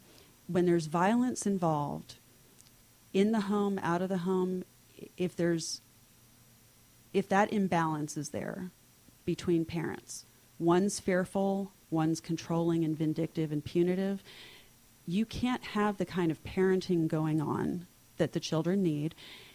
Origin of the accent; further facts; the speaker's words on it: Miami, Florida, United States; when I was growing up in Miami, I started volunteering at children's hospitals and doing things with kindergarten classes.